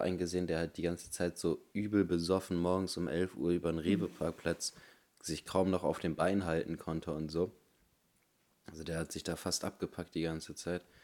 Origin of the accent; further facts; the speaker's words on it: Germany; bei uns in Deutschland